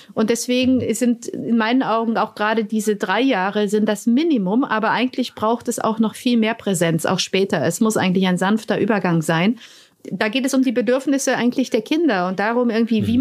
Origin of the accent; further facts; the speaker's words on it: Romania; now in Germany; Rumänien das gemacht, wo ich herkomme